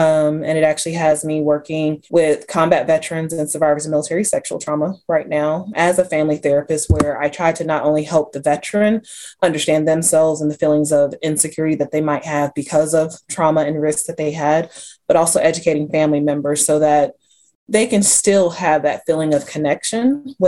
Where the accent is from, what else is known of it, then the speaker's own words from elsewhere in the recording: Atlanta, Georgia, United States; now in North Carolina, United States; I'm a therapist located here in the Triad of North Carolina, but I'm originally from Atlanta, Georgia, and sometimes I miss home, but I'm enjoying North Carolina.